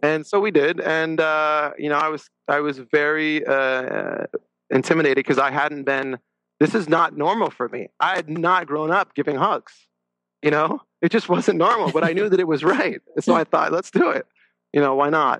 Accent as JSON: {"language": "English", "town": "La Crescenta", "region": "California", "country": "United States", "tie": "born or raised there", "said": "grew up in la crescenta uh, california"}